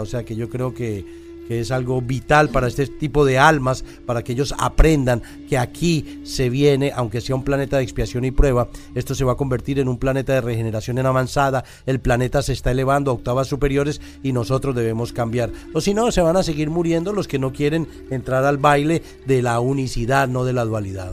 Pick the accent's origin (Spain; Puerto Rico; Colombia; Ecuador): Colombia; nosotros como colombianos